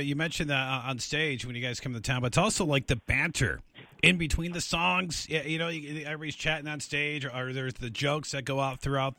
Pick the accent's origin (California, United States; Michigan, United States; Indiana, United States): Michigan, United States; I grew up in Michigan